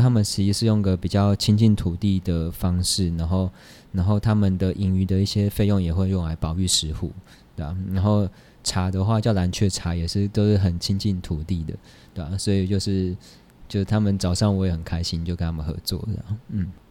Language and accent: Chinese; Taipei, Taiwan; 我就在台北出生，长大念书这样，因为他们上来台北创业